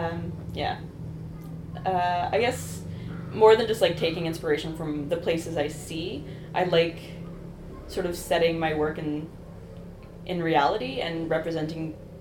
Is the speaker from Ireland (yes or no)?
no; Toronto, Ontario, Canada; born or raised there